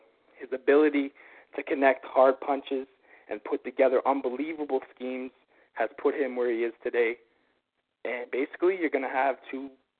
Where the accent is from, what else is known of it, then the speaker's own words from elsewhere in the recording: Canada; Well, being as is, I am Canadian right now, and I'm in Canada.